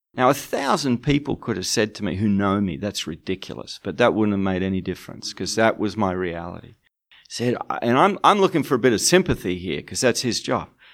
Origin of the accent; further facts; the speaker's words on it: Australia; moved away as an adult; now in United Kingdom; I live in the UK, but I'm from Australia